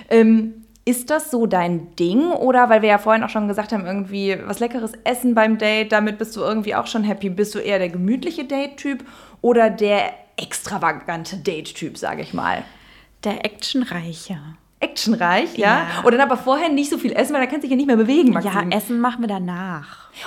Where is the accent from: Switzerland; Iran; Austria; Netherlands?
Netherlands; now in Germany; mittlerweile vielleicht so ein bisschen Deutschland, weil ich halt auch da wohne und, äh, aber ich bin aufgewachsen in Holland und ich bin in, in Holland zur Schule gegangen. Ich hatte nie richtig Deutschunterricht